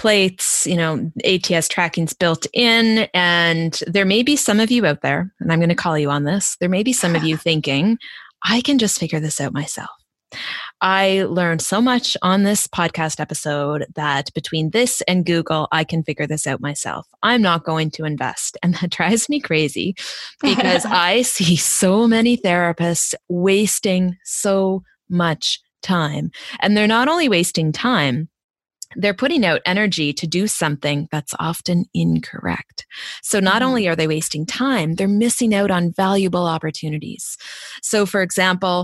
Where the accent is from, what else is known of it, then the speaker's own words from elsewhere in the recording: East Coast, United States; accent: East Coast; my East Coast accent